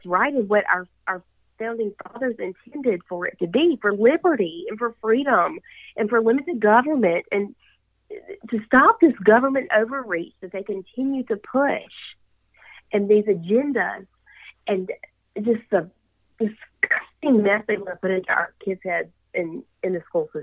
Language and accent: English; Yazoo City, Mississippi, United States; I grew up, born and raised in Yazoo City